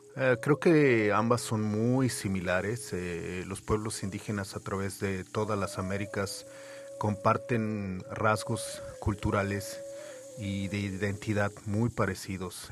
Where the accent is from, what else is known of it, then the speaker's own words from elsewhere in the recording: Mexico City, Mexico; now in Montreal, Canada; yo nací en la Ciudad de México, crecí en esa ciudad